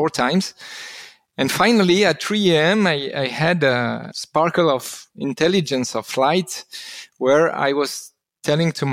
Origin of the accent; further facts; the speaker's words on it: Constantine, Constantine Province, Algeria; now in Switzerland; I was born in Algeria, in Constantine